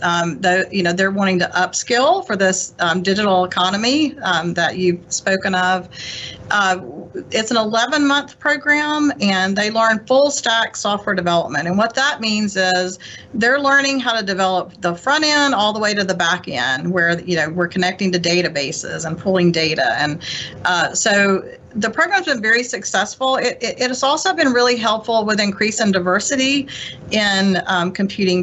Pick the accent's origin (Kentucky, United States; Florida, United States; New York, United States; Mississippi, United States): Mississippi, United States; Lowndes County; moved away as an adult; I'm a native um, of, of Lowndes County, Mississippi, and actually a fifth generation native of Lowndes County